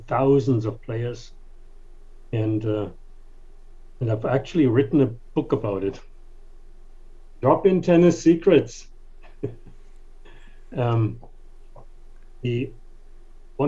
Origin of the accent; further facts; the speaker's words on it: Germany; English is a second language; moved away as an adult; also born or lived in King of Prussia, Pennsylvania; now in United States; So, but I am from Germany. Moved here in 1985.